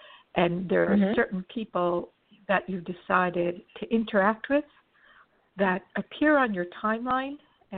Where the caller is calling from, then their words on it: Los Angeles, California, United States; I'm calling from Los Angeles.